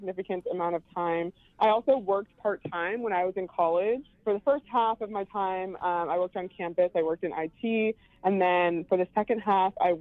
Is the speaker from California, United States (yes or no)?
yes; Long Beach, California, United States; also born or lived in New York City; now in San Francisco, United States; I'm originally from Long Beach, California